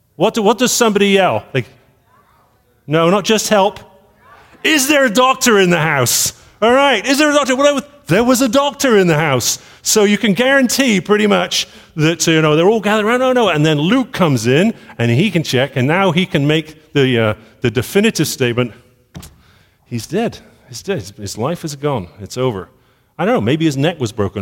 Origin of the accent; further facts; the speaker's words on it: Bristol, South West England, United Kingdom; I was born in Bristol